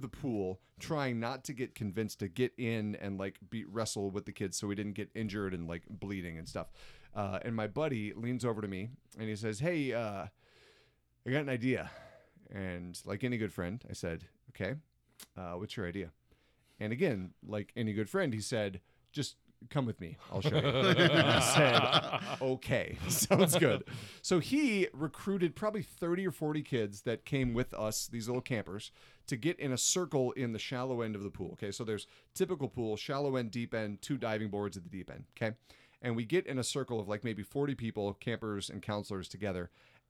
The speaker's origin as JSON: {"language": "English", "region": "Iowa", "country": "United States", "also_born_or_lived": "Indiana", "said": "I'm from Iowa originally for the most part"}